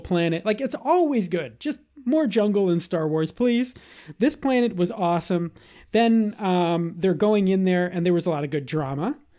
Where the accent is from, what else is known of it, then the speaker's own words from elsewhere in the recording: Boston, Massachusetts, United States; am a born and bred Bostonian